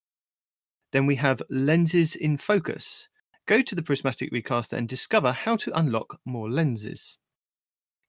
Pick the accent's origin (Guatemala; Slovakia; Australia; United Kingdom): United Kingdom; I am your British host